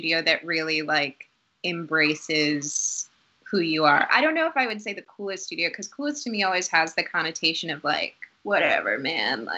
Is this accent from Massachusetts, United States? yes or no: yes; Newton, Massachusetts, United States; also born or lived in Boston, Massachusetts / Dorchester, Boston; around 7 or 8, we moved to a suburb called Newton, Massachusetts.